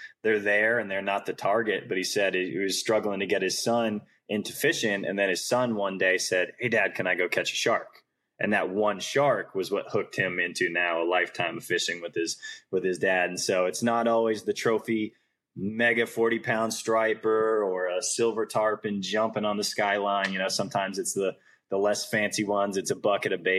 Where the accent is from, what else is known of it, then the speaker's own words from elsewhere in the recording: Centerville, Massachusetts, United States; I grew up in Centerville